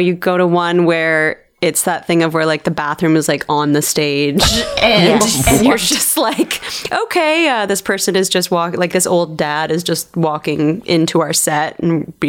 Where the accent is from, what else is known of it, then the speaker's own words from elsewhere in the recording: Markham, Ontario, Canada; exact same like upbringing and family kind of thing on opposite sides of Toronto, because I grew up in Markham and she grew up in Oakville.